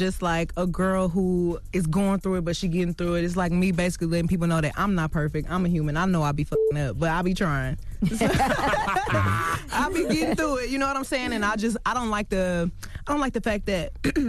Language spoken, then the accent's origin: English; Houston, Texas, United States; I mean, you know, I'm from Houston.